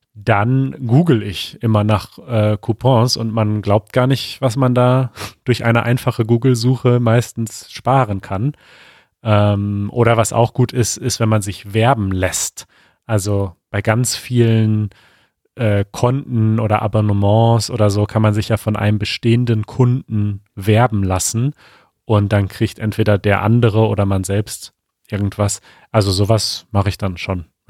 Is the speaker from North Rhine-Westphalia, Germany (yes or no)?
yes; North Rhine-Westphalia, Germany; moved away; In NRW zum Beispiel, in meiner Heimat